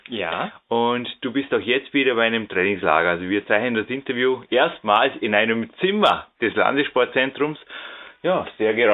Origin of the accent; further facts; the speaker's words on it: Düsseldorf, North Rhine-Westphalia, Germany; Ja, äh, ich komme aus Düsseldorf in Deutschland.